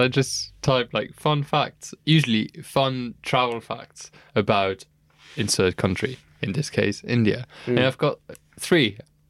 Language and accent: English; Luxembourg; I'm from Luxembourg.